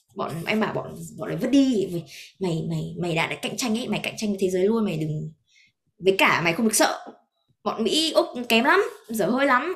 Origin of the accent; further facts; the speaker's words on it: Vietnam; moved away; em vẫn là người Việt